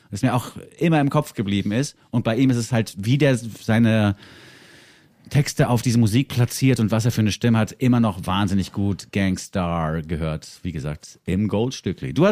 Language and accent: German; Frankfurt, Hesse, Germany; Ne, weil ich bin zwar aus Frankfurt hierher gekommen, was auch schon eine Großstadt ist